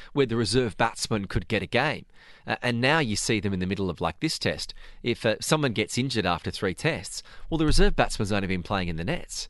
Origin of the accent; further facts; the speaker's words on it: Australia; we have as Australians